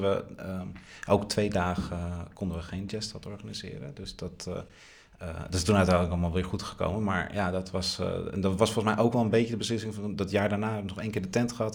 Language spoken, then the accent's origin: Dutch; Haarlem, North Holland, Netherlands